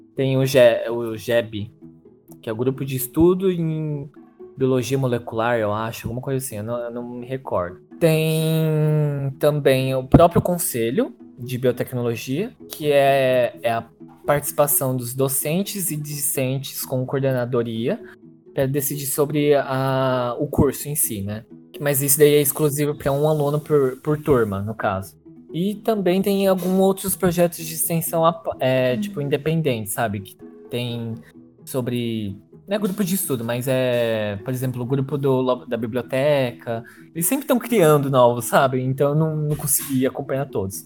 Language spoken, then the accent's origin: Portuguese; São Carlos, São Paulo, Brazil; also born or lived in Araras; eu sou de São Carlos, tá? Minha mãe mora em São Carlos